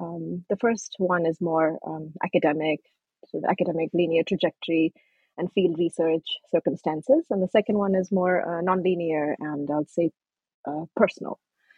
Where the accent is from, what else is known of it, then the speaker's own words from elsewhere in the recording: Kentucky, United States; also born or lived in Nepal; As you know, I was born in Nepal. And my family came to the US when I was 13. We settled in Kentucky. So yes, growing up in a small, tight-knit Nepali migrant community in Kentucky